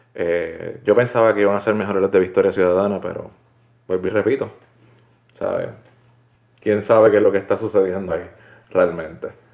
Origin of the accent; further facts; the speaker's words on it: Puerto Rico; moved away as an adult; now in United States; estoy pendiente a las de Puerto Rico porque sinceramente es mi tierra